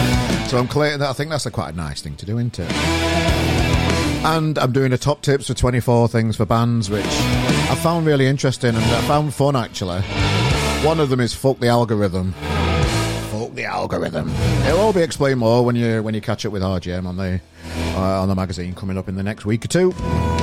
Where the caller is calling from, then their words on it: Manchester, North West England, United Kingdom; I'm in Manchester today. I live in sunny Manchester, so that's where I'm based.